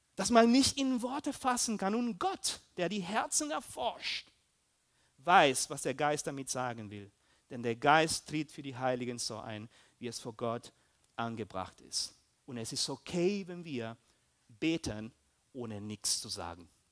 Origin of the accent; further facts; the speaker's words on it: Peru; moved away; also born or lived in Germany; ich bin auch Peruaner, Deutsche, so ein bisschen